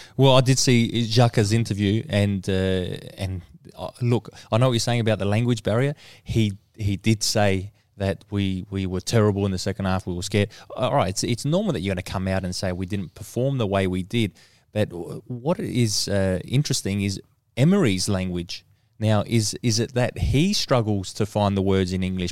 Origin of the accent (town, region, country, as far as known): Australia